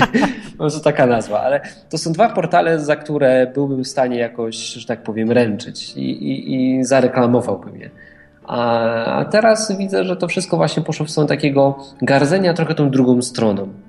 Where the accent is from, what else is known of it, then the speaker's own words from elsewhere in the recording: Silesian Voivodeship, Poland; Tutaj u nas na Śląsku